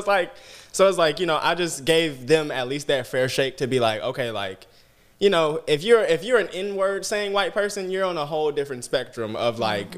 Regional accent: Georgia, United States; I'm from Coffee County, Georgia. Like, my only representation of black life is BET.

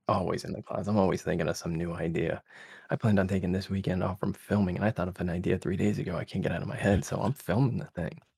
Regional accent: Connecticut, United States; I grew up in Connecticut.

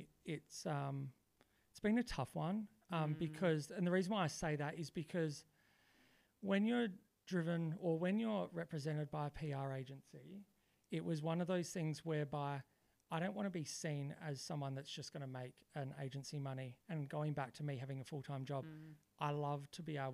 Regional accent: Adelaide, South Australia, Australia; also born or lived in Melbourne; I'm born in Adelaide and I grew up in Adelaide.

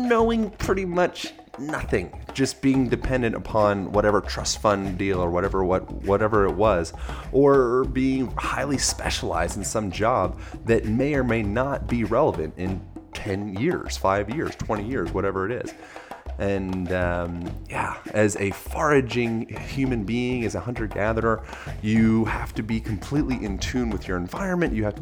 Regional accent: Philadelphia or outside of Lancaster, Pennsylvania, United States; I grew up in Philadelphia or outside of Lancaster, Amish country.

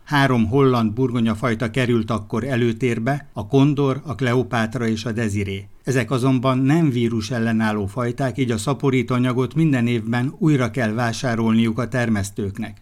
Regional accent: Szabolcs-Szatmár-Bereg, Hungary; moved away; Szabolcsi gyerek

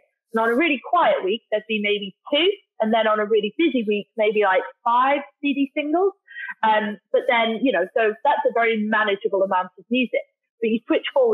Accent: Darlington, North East England, United Kingdom; moved away as an adult; also born or lived in Australia; now in Singapore; I'm from the UK originally, a place called Darlington, so up near Newcastle.

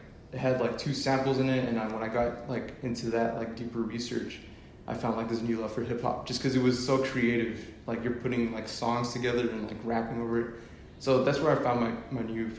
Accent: Del Rio, Texas, United States; I mean, Del Rio is so like, you know, like after like 10 o'clock, there's l

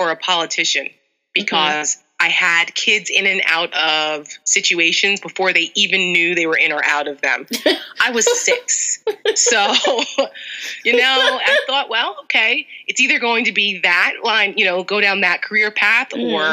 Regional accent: New Jersey, United States; moved away as an adult; now in Northern Virginia, United States; I grew up in North Jersey, so I'm a very, very proud Jersey girl

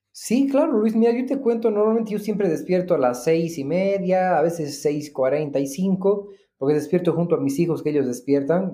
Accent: Bolivia; Yo soy agente inmobiliario hace más de tres años en Bolivia

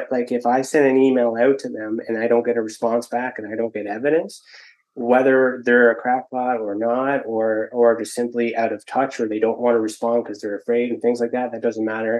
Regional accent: Ontario, Canada; I'm from Ontario

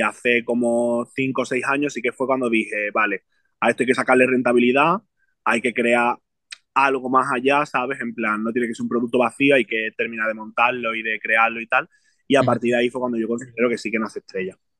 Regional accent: Jerez de la Frontera, Andalusia, Spain; por mis raíces y porque vengo de Jerez

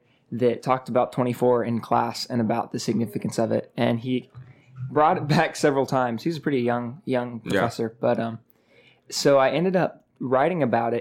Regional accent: Orlando, Florida, United States; I grew up in Orlando

